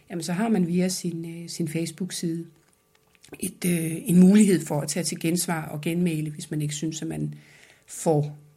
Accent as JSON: {"language": "Danish", "country": "France", "lives_now": "Denmark", "said": "Da jeg kom til Danmark fra Frankrig, så havde jeg en tendens til at synes, at de der top-down beslutninger var de bedste."}